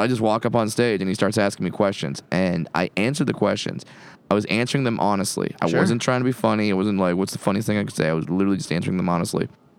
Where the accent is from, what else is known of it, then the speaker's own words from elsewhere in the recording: Southern California, United States; I grew up in Southern California.